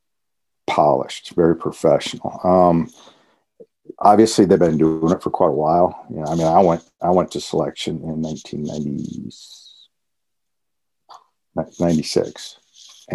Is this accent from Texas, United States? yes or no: no; Minnesota, United States; growing up in Minnesota, the hockey culture